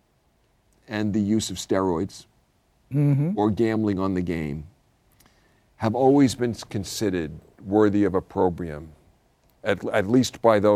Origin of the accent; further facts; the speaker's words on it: New York City, New York, United States; I grew up in the Irish Catholic Brooklyn Church